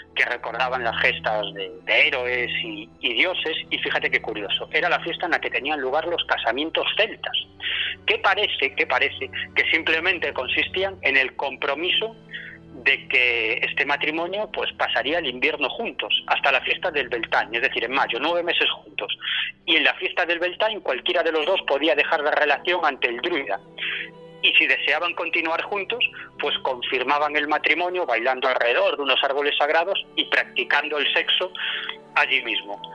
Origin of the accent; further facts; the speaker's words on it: Galicia, Spain; moved away; vengo de, de mi tierra, de Galicia